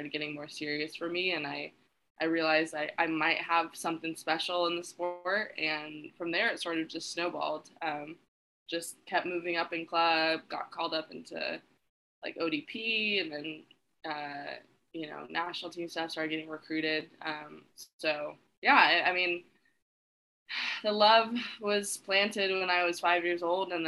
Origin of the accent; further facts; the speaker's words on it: Orange County, California, United States; I grew up in Orange County, California